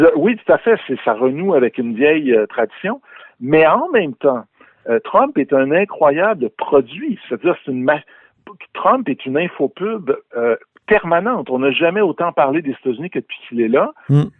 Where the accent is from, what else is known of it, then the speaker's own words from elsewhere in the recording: Quebec, Canada; notre histoire québécoise